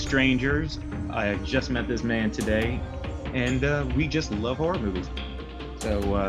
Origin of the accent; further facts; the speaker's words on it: East Coast, United States; I'm from the East Coast